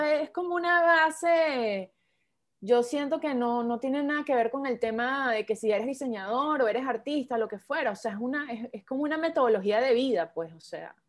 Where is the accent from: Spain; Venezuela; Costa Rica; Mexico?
Venezuela; soy venezolana